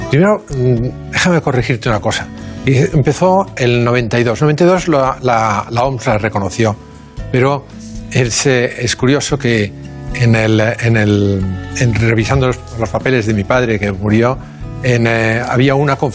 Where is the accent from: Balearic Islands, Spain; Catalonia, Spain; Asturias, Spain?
Catalonia, Spain; Barcelona; born or raised there